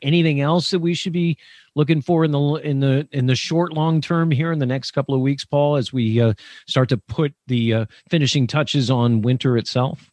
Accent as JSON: {"language": "English", "town": "Millersville", "region": "Pennsylvania", "country": "United States", "tie": "born or raised there", "moved": "yes", "lives_now": "Chicago, United States", "said": "Millersville, Pennsylvania, my hometown"}